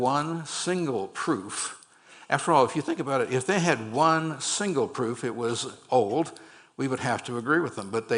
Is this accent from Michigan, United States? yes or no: no; Berkeley, California, United States; also born or lived in San Francisco, California; I grew up on the campus of the University of California, Berkeley